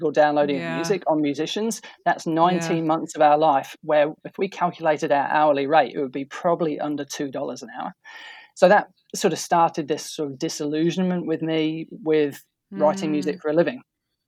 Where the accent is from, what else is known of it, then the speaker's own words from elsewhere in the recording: Boston, East Midlands, United Kingdom; moved away as an adult; now in Auckland, New Zealand; I actually grew up in just outside a town called Boston in England. Now, that's the original Boston